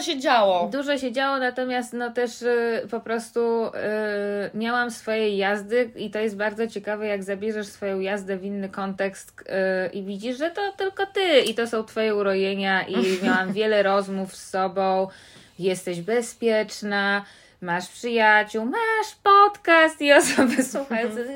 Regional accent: New York, United States; now in Poland; podróż do miasta mojego dzieciństwa, do Nowego Jorku

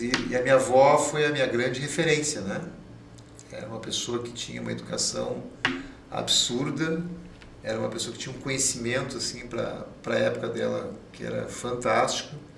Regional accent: Caxias do Sul, Rio Grande do Sul, Brazil; also born or lived in Porto Alegre; a minha infância toda é lá em Caxias do Sul

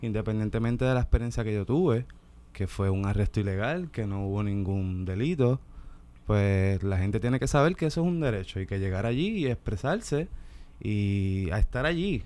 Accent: Ponce, Puerto Rico; me crié ahí, en, en Lirios del Sur. Y pues nada, es un, la playa de Ponce

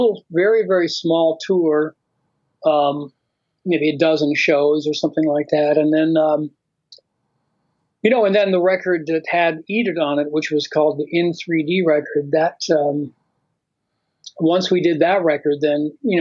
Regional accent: Florida, United States; moved away as an adult; now in Los Angeles, United States; I grew up in Florida, and that's where I started playing music

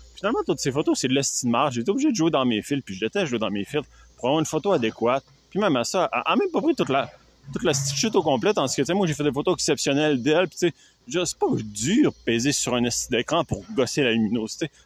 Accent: Canada; je suis Canadien.

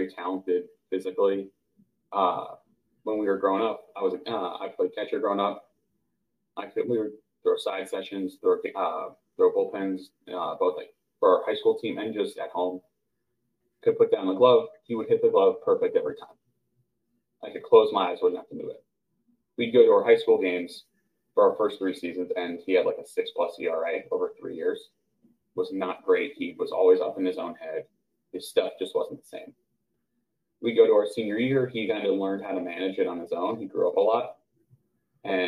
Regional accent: suburbs of New York City, United States; moved away as an adult; now in Georgia, United States; in the suburbs of New York City

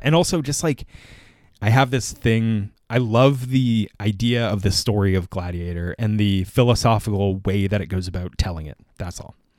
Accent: Canada; as a Canadian

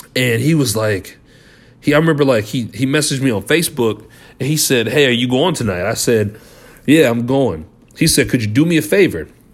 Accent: Liberty, Missouri, United States; we're from Liberty

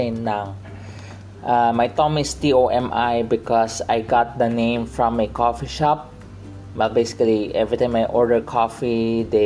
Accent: Philippines; my dad is a probably second or third generation Chinese here in the Philippines. My mom came from China. So, but I am a Filipino

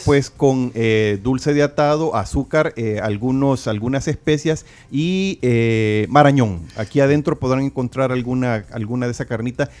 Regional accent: El Salvador; somos como salvadoreños

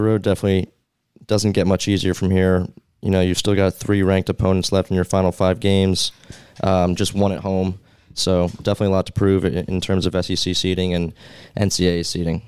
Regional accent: New York, United States; my hometown Knicks

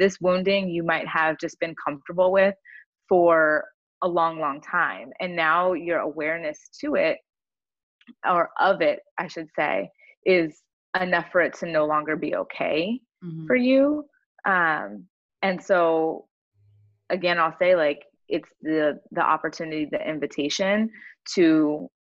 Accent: San Diego, California, United States; I grew up in Southern California, so I'm from like the San Diego area of California

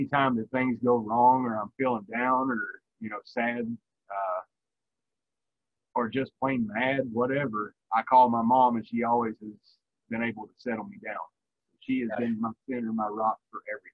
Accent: Virginia, United States; moved away as an adult; also born or lived in Korea; I grew up in Virginia

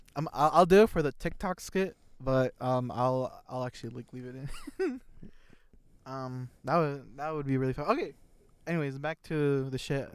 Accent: Indiana, United States; we're from Indiana

